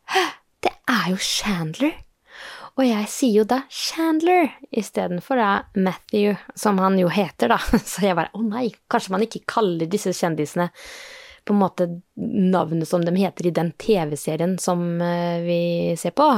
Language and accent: Norwegian; Norway; vi er eh, eh fra Norge